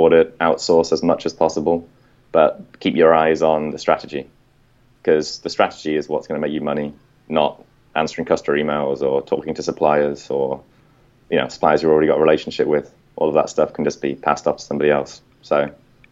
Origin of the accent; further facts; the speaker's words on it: England, United Kingdom; now in Vietnam; I'm English